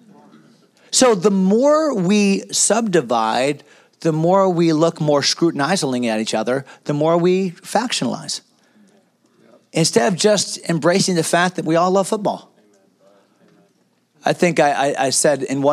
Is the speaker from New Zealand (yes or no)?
no; United States; As Americans